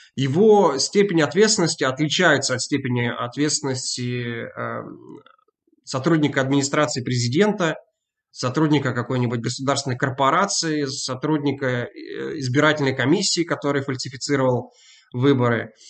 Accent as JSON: {"language": "Russian", "town": "Novosibirsk", "region": "Novosibirsk Oblast", "country": "Russia", "tie": "born or raised there", "moved": "yes", "lives_now": "Glasgow, United Kingdom", "said": "я сам родом из Новосибирска"}